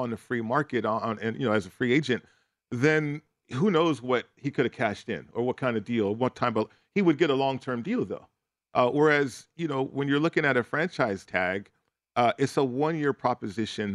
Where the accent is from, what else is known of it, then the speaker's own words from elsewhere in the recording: Las Vegas, Nevada, United States; I'm from Vegas